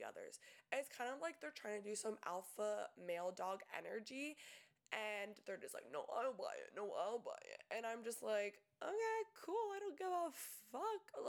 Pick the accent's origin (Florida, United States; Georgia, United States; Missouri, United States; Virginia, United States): Florida, United States; Tampa; I'm from Tampa, and us Tampa girls